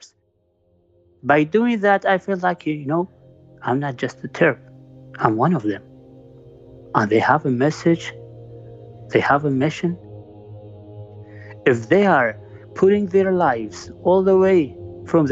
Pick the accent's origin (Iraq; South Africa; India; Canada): Iraq; I'm Yazidi.